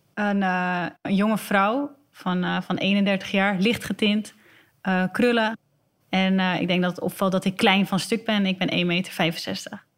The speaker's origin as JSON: {"language": "Dutch", "town": "Alkmaar", "region": "North Holland", "country": "Netherlands", "said": "ze niet meer vragen waar ik vandaan kom, want ze weten dat ik uit Alkmaar kom."}